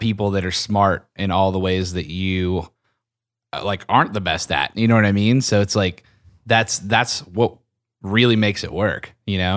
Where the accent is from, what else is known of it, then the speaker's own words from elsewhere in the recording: Pennsylvania, United States; I'm from Pennsylvania